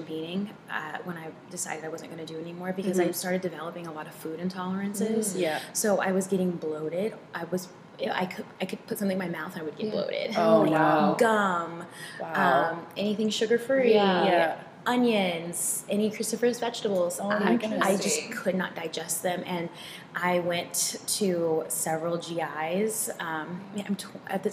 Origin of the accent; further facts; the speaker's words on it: Texas, United States; now in Seattle, United States; I grew up in Texas